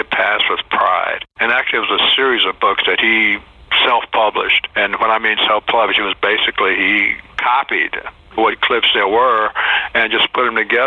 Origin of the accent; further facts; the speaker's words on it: Houston, Texas, United States; growing up in Houston during the segregated era